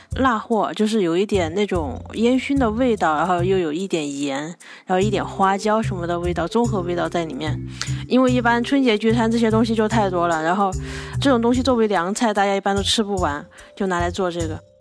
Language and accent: Chinese; Hechuan, Chongqing, China; 我的家乡在重庆河川。呃，我的家就在重庆河川的城区